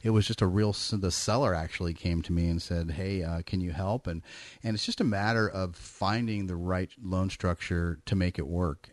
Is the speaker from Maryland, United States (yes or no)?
no; Bay Area, California, United States; I'm from the Bay Area. I grew up in the Bay Area